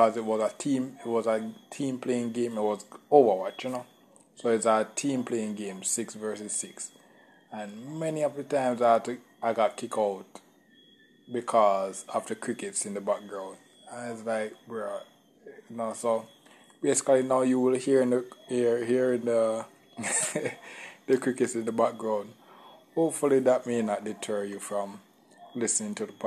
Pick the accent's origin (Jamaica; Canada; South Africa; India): Jamaica; I'm from Jamaica